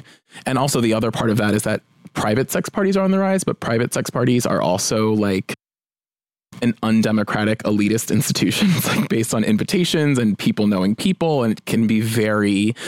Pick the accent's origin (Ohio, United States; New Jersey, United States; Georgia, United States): New Jersey, United States; now in Los Angeles, United States; I'm from Jersey.